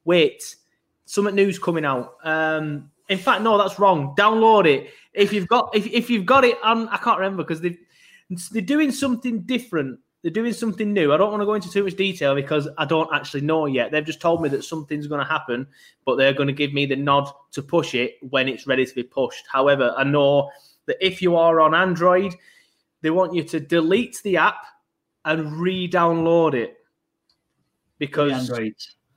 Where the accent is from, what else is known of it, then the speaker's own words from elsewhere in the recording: Burnley, North West England, United Kingdom; I'm from Burnley, so I'm elongating my vowels